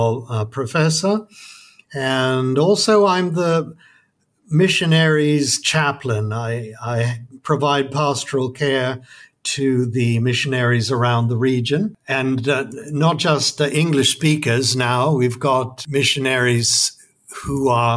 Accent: United States; moved away as an adult; also born or lived in England; now in Dominican Republic; I was born in America, went to England

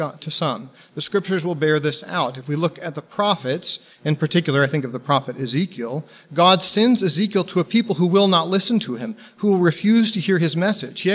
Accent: Texas, United States; moved away; I'm originally from Texas

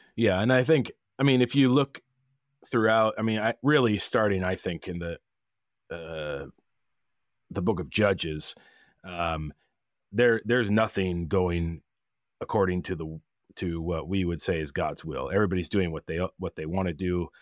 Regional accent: Olympia, Washington, United States; now in East Wenatchee, United States; I'm from Washington originally, from Olympia, on the other side of the mountains

